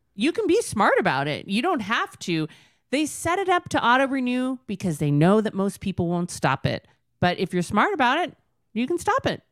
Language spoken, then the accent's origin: English; Southern California, United States; moved away as an adult; now in Utah, United States; I grew up in Southern California.